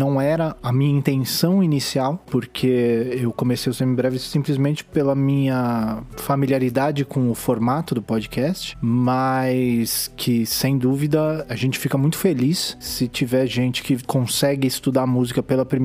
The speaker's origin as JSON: {"language": "Portuguese", "region": "São Paulo", "country": "Brazil", "said": "eu sou de São Paulo"}